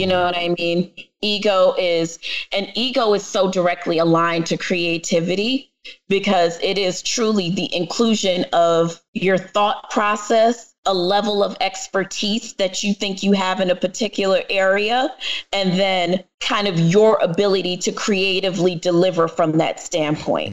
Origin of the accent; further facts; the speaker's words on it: New York City, New York, United States; accent: New York; my parents, my family is Jamaican, and I am from the Bronx